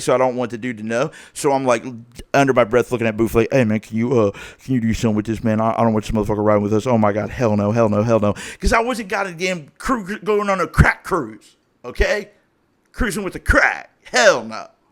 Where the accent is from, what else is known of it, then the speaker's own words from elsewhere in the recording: Springboro, Ohio, United States; I grew up in Springboro, Ohio